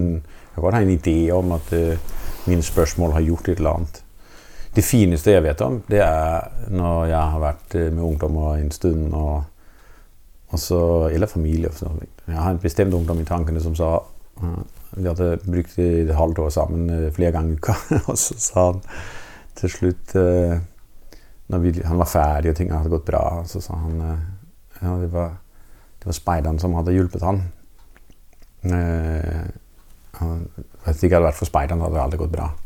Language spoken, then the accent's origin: Norwegian; Denmark; Norwegian is a second language; moved away as an adult; now in Norway; det at jeg er dansk